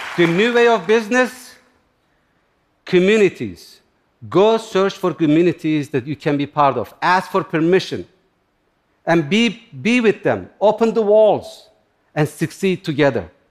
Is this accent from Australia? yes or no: no; Turkey; English is a second language; now in United States; I grew up in Turkey, in similar environment, near the Kurdish mountains.